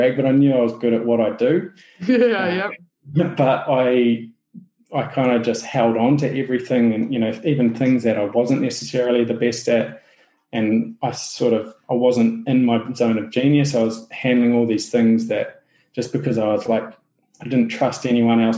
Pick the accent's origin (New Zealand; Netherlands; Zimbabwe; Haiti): New Zealand; accent: Kiwi; my Kiwi accent